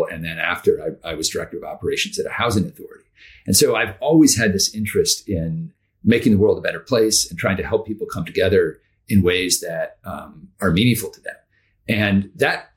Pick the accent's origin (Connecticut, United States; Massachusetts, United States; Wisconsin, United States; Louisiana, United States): Massachusetts, United States; Amherst; I grew up in Western Massachusetts in a town called Amherst